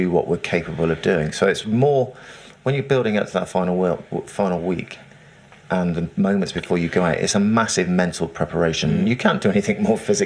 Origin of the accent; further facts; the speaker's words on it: England, United Kingdom; I'm English. That's who I play for